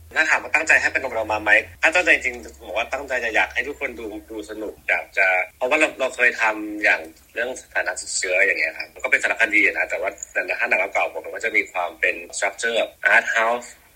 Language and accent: Thai; Bangkok, Thailand; ผมได้ออกมาจากกรุงเทพเกินหนึ่งสัปดาห์